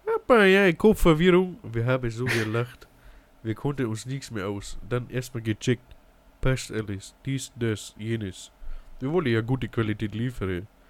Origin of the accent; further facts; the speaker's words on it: Ingolstadt, Bavaria, Germany; Ich komme aus Ingolstadt in die Bayern.